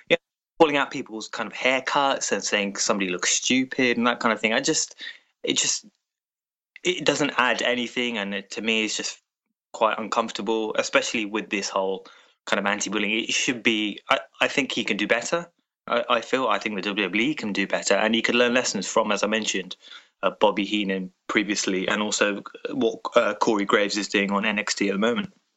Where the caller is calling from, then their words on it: London, United Kingdom; I'm calling from London in the U K.